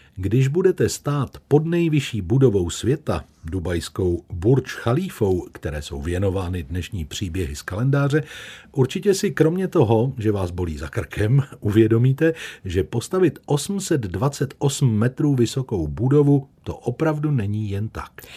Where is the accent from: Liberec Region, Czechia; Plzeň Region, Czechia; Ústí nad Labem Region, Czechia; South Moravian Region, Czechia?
Plzeň Region, Czechia; Plzeň; pro nás, rodilé Plzeň Černáky